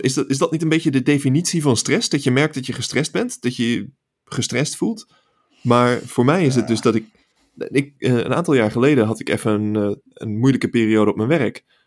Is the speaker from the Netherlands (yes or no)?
yes; Netherlands; moved away as an adult; now in California, United States